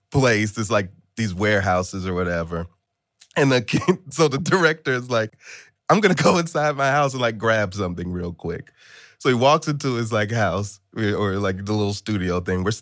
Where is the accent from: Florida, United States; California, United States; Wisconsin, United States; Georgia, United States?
Georgia, United States; Atlanta; I grew up in Atlanta and spent like a good part of my formative years out there